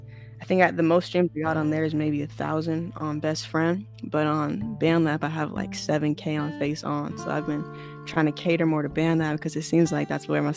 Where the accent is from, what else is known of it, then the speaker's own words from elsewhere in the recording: Anaheim, California, United States; moved away as an adult; now in Jacksonville, United States; I'm from Orange County, California, the best county in the world. Born and raised in Anaheim, more specifically. And I just graduated high school in 2021, and I'm currently going to Cypress College online. I'm located in Florida right now, Jacksonville, Florida, to be more specific.